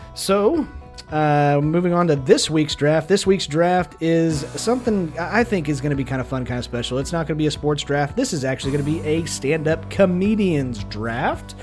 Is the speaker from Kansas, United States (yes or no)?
yes; Kansas, United States; we are from Kansas